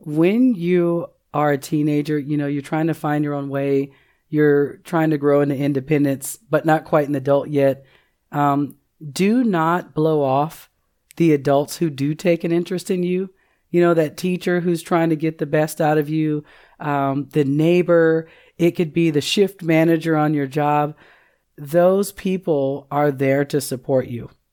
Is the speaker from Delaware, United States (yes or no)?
no; Seattle, Washington, United States; moved away as an adult; now in Oklahoma, United States; I'm originally from Seattle, Washington, relocated to Oklahoma in two thousand eight